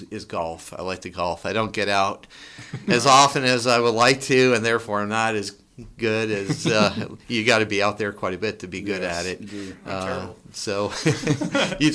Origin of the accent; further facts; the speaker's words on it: Ottawa, Ontario, Canada; moved away as an adult; now in Raleigh, United States; I grew up in Ottawa, Ontario, Canada